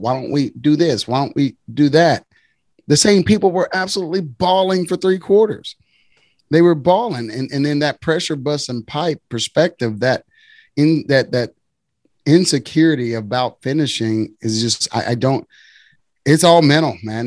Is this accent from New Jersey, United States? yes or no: no; Waco, Texas, United States; I'm from Waco